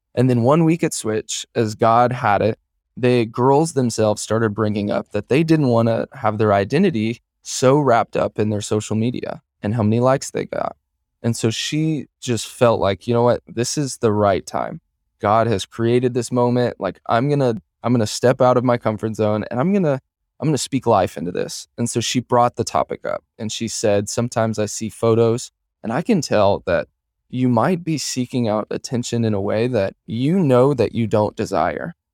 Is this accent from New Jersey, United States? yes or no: no; Kansas City, Missouri, United States; moved away as an adult; now in Omaha, United States; I'm from Kansas City, Missouri originally